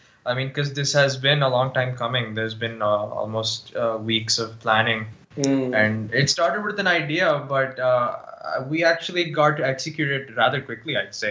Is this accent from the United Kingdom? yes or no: no; United States; accent: American; also born or lived in India; This is my normal American accent. This is how I would normally speak to my friends in the US.